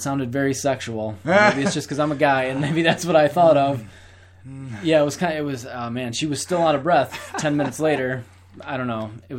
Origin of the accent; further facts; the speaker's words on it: New York, United States; from New York.